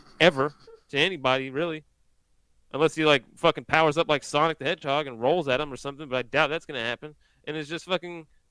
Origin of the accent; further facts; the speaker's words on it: Pennsylvania, United States; now in South Carolina, United States; I'm from Pennsylvania, but I'm in South Carolina.